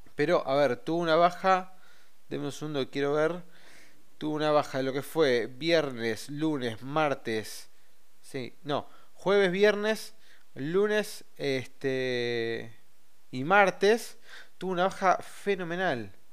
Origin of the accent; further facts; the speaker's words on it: Argentina; somos este, argentinos y tenemos la obligación y el derecho de votar